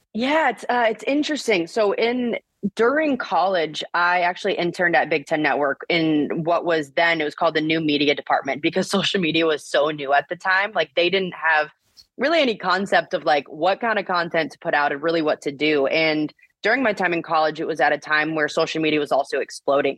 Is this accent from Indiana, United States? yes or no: yes; Bloomington, Indiana, United States; I grew up in Bloomington, Indiana.